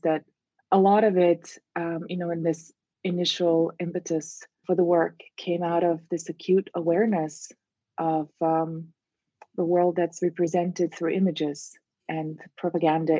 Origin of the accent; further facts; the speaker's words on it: Russia; moved away as an adult; also born or lived in Moscow, Russia; now in Miami, United States; I grew up in Russia